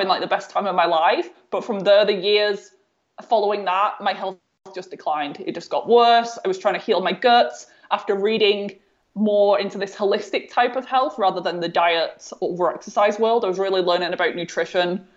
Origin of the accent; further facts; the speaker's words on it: North West England, United Kingdom; my home, there was no visible signs of mold at all.